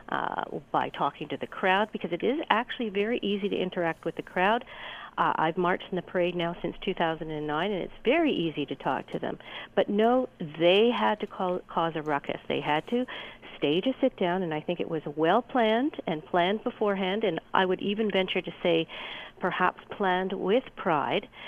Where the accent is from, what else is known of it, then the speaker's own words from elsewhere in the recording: Hamilton, Ontario, Canada; I grew up in Hamilton.